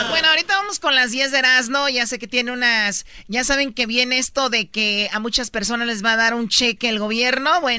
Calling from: Los Angeles, California, United States; Los Ángeles.

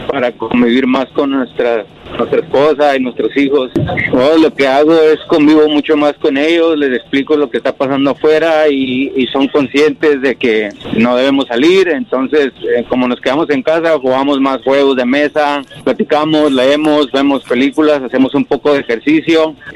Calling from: Whittier, California, United States; de Whittier y me gustaría comentar

